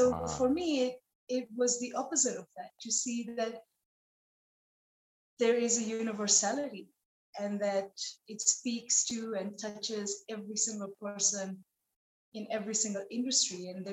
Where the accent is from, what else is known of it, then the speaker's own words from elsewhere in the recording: Nepal; moved away; a girl growing up in Nepal